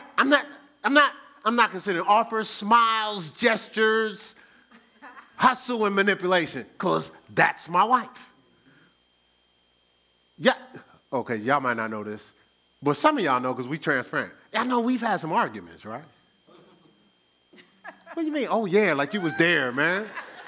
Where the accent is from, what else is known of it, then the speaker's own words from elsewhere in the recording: New Jersey, United States; moved away; I'm from Jersey